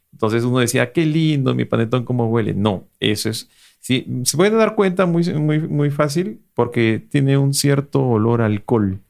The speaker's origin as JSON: {"language": "Spanish", "country": "Peru", "said": "dos foodloggers peruanos orgullosos de su gastronomía"}